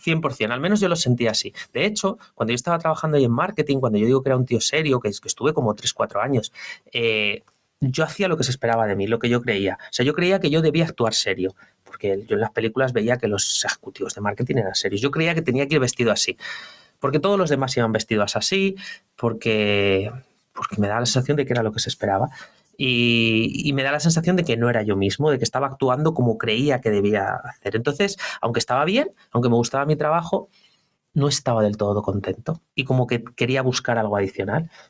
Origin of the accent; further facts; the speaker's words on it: Velilla de Valderaduey, Castile and León, Spain; moved away as an adult; also born or lived in Segovia / Madrid; now in Valencia, Spain; yo soy de un pueblo muy pequeño, muy, muy chiquitito. Eh, se llama Velilla de Valderadue y mi pueblo está en León